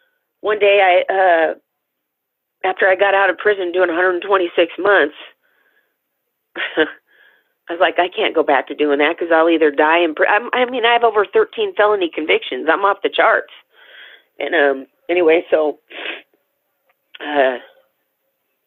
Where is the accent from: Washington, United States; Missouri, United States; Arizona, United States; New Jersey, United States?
Washington, United States; Tacoma; I was born in Tacoma, Washington.